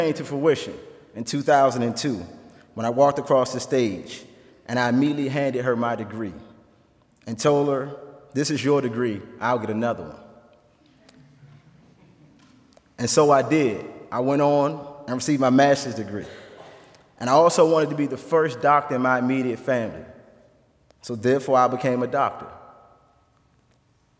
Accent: Washington, District of Columbia, United States; now in Goshen, United States; I was born and raised in Washington, D.C., in the inner city streets of Washington, D.C.

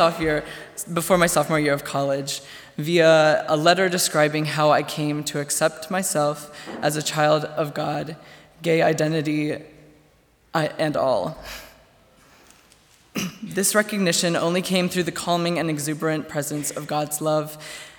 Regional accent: Goshen, Indiana, United States; My hometown is Goshen, Indiana

